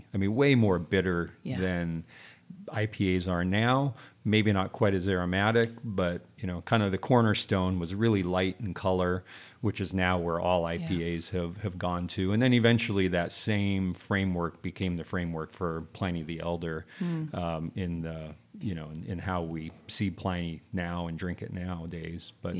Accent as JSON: {"language": "English", "town": "Temecula", "region": "California", "country": "United States", "tie": "born or raised there", "said": "Yeah, I grew up in Southern California, but specifically in Temecula. And my folks planted the first commercial vineyard in Temecula in 1968."}